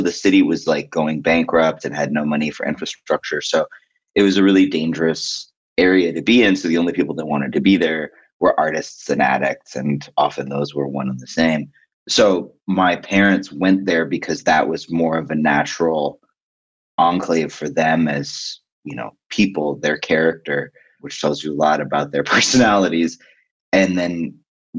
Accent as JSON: {"language": "English", "town": "New York City", "region": "New York", "country": "United States", "tie": "born or raised there", "said": "I grew up in New York in like a time that people don't like"}